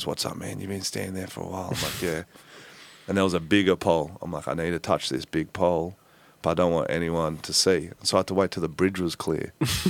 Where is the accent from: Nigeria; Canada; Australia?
Australia